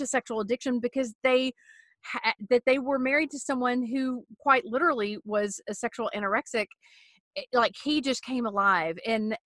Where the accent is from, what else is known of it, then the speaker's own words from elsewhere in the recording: United States; as an American woman